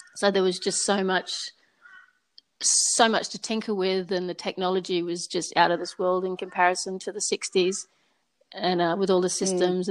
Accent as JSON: {"language": "English", "country": "Papua New Guinea", "tie": "born or raised there", "also_born_or_lived": "Rabaul, Papua New Guinea / Port Moresby, Papua New Guinea / Sydney, Australia", "moved": "yes", "said": "I was born and grew up in Papua New Guinea. We, first of all, we lived on the islands up in the north, Rabaul"}